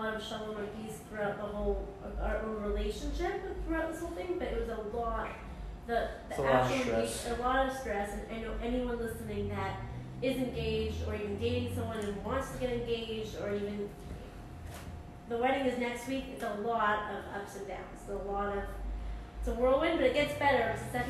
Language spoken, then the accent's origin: English; Santa Monica, California, United States; And I grew up in Santa Monica